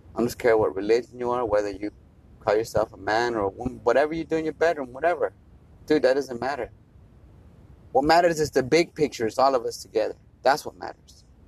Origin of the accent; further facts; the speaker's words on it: United States; as an American citizen. That's what we are. We're Americans